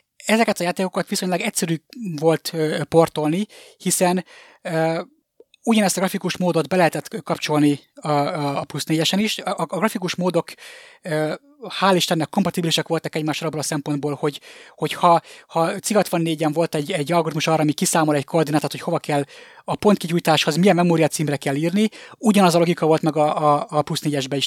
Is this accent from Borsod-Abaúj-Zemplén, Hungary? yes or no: yes; Miskolc, Borsod-Abaúj-Zemplén, Hungary; moved away as an adult; now in Budapest, Hungary; az ország másik legnagyobb városa, Miskolcon nőttem fel